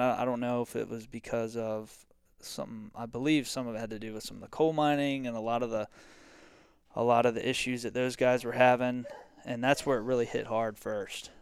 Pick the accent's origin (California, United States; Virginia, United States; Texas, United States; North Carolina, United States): Virginia, United States; Virginia Beach; I'm from Virginia Beach, Virginia.